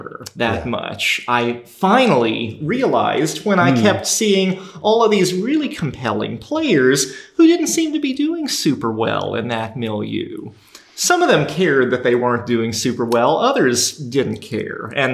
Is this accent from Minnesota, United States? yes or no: yes; Minnesota, United States; moved away; also born or lived in the South (US); I grew up in Minnesota